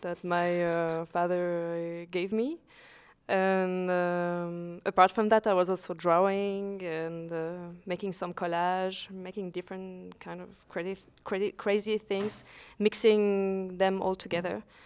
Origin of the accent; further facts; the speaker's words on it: Lausanne, Vaud, Switzerland; I'm a Swiss-based photographer. I was born in Lausanne, Switzerland.